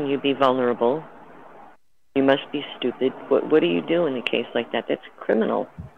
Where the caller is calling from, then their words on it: Hawaii, United States; I'm calling from Hawaii.